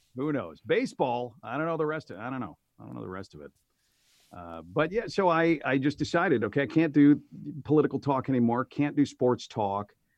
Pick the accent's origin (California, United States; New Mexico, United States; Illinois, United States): Illinois, United States; Aurora; moved away as an adult; also born or lived in Oak Park; moved back to my hometown of Aurora to be by family